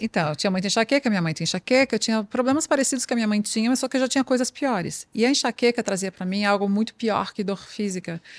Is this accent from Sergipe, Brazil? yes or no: no; Santa Catarina, Brazil; nasci em Santa, Santa, Catarina, que é o estado que mais produz carne do Brasil